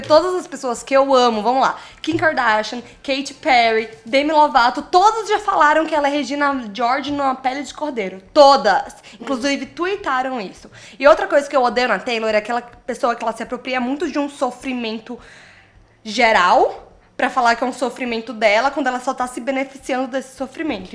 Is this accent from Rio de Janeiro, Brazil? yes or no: no; Maranhão, Brazil; Sou do Maranhão